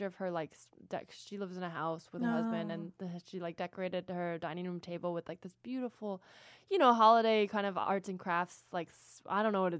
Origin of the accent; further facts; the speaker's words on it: California, United States; but I grew up in the Bay, you know, like exactly what you would think